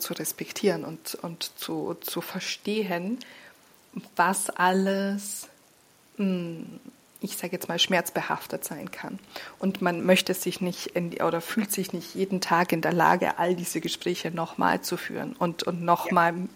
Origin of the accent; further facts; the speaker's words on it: Austria; moved away as an adult; also born or lived in Slovenia; now in Hamburg, Germany; ich wurde in Österreich äh, total christlich sozialisiert